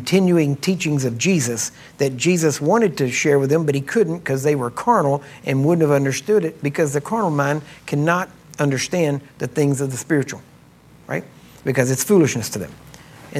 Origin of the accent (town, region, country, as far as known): Texas, United States